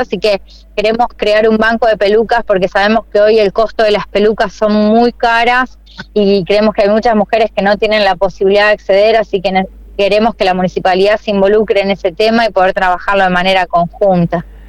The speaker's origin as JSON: {"language": "Spanish", "region": "Santa Fe", "country": "Argentina", "tie": "born or raised there", "said": "yo nací, me crié y, y, realmente viví en esta ciudad siempre y quiero morir en la ciudad de Santa Fe"}